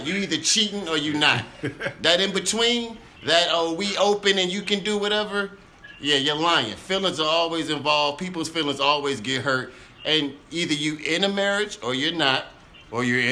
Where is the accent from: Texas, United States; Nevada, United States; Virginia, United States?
Virginia, United States; from the Two Up, Two Down, Virginia